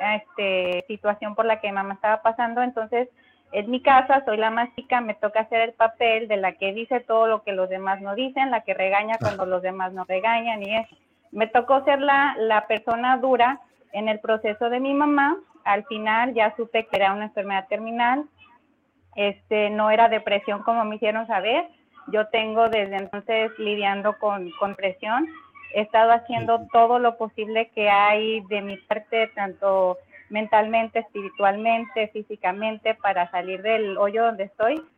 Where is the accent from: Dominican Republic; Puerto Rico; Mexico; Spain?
Mexico; now in Indio, United States; Saludos desde Indio, California. Soy mexicana